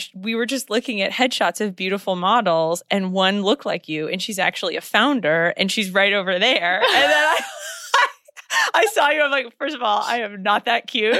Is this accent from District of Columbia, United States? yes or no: yes; Washington, District of Columbia, United States; I am from Washington, D.C.